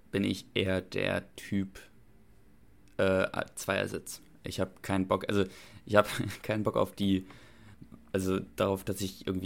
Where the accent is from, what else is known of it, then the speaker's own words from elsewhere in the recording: Kronberg, Hesse, Germany; ich komme aus, ich komme aus Kronberg und ich mache jetzt